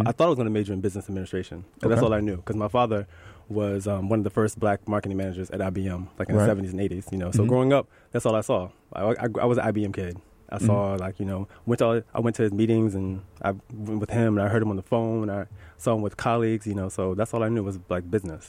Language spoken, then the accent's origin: English; Gainesville, Georgia, United States; I was born in Gainesville, yeah.